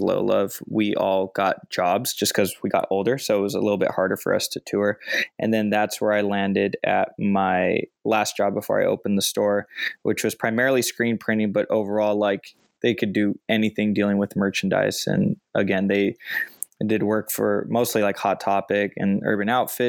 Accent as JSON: {"language": "English", "town": "Chino Hills", "region": "California", "country": "United States", "tie": "born or raised there", "said": "where I grew up in Chino Hills"}